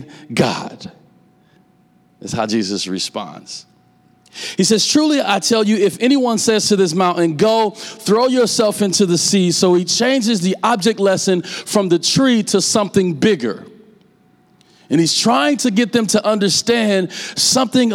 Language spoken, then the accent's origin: English; Omaha, Nebraska, United States; I'm from North Omaha, Nebraska